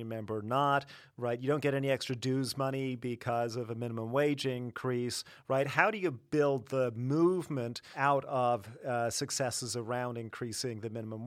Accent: Canada; I'm Canadian

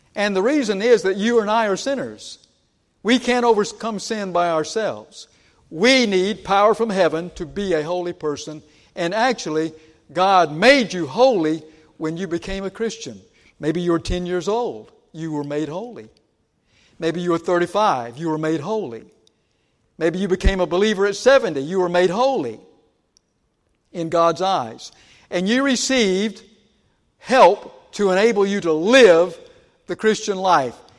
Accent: Georgia, United States; moved away; I grew up in Georgia

